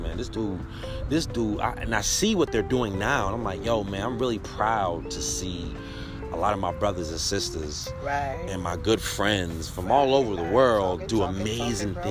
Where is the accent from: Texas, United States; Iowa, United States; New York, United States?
New York, United States; New York City; I'm from the BX myself